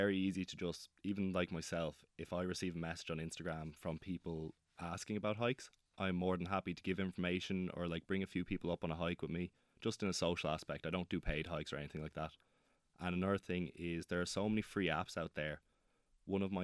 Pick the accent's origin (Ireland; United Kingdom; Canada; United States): Ireland; Naas, Leinster; I grew up in Naas, a town in Kildare